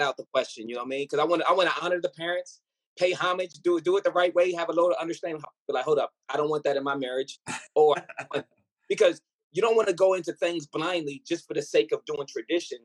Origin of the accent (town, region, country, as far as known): Virginia, United States; born or raised there; also born or lived in Ghana